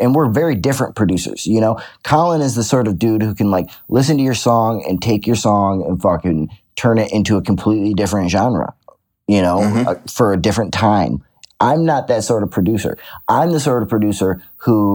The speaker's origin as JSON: {"language": "English", "town": "Detroit", "region": "Michigan", "country": "United States", "tie": "born or raised there", "said": "I grew up in Detroit"}